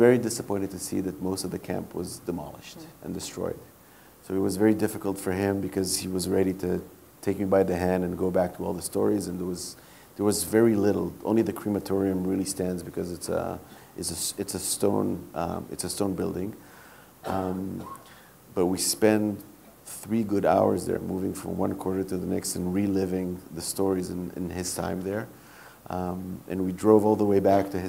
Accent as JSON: {"language": "English", "country": "Israel", "tie": "born or raised there", "said": "growing up in Israel, where part of the indoctrination is in grade school"}